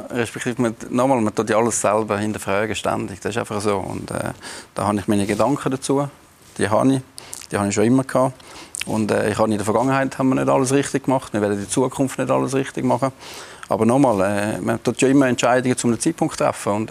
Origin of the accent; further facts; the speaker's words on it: Winterthur, Zurich, Switzerland; wir sind Winterthur und wir sind Winterthurer und, äh, und das ist unsere Kultur und das gehört zu uns.